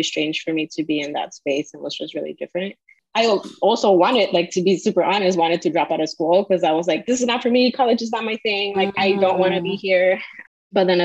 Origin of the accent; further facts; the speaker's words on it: Chicago, Illinois, United States; I'm born and raised in Chicago, so I've been here all my life